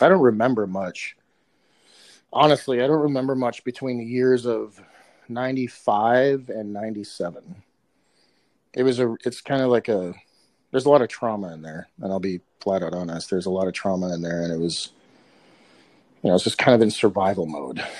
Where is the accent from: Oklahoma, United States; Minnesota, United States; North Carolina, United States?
Minnesota, United States; Minneapolis; I grew up in South Minneapolis, Minnesota